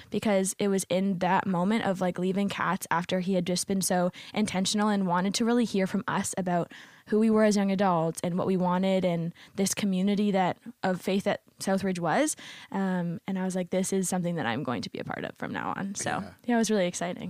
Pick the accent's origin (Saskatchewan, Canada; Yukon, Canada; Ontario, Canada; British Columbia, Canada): Ontario, Canada; Windsor; moved away as an adult; now in St. Catharines, Canada; currently, my parents live in Windsor, Ontario